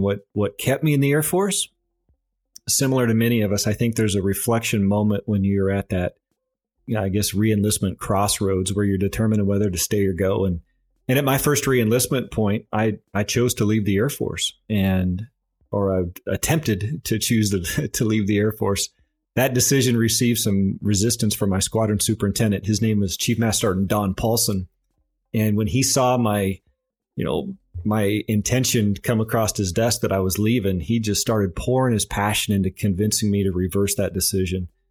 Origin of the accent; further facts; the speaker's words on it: Overton, Nebraska, United States; moved away as an adult; I grew up in a small farming and ranching community in south central Nebraska, and I believe The population of my hometown of Overton is sitting around four hundred and fifty people.